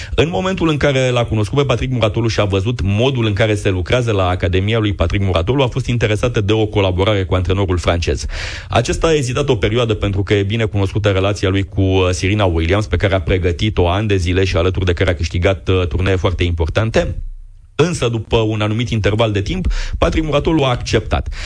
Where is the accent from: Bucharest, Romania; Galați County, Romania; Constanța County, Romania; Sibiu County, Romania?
Constanța County, Romania; Constanța; am copilărit împreună, ne-am antrenat la același club, suntem din Constanța, din același oraș